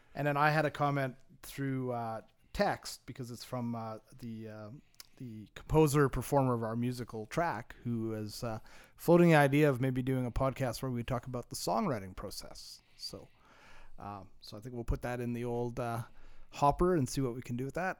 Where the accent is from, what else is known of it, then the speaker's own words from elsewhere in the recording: Montreal, Quebec, Canada; I grew up in Montreal